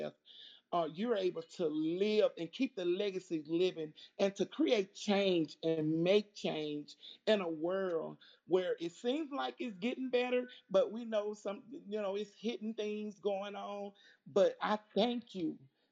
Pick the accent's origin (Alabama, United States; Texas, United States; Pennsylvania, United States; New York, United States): Alabama, United States; Birmingham; I'm from Birmingham, Alabama